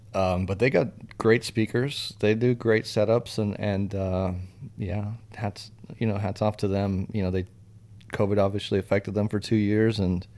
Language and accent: English; Brazil; born there; also born or lived in Switzerland; I've lived in, you know, three continents. I was born in Brazil. I speak four languages.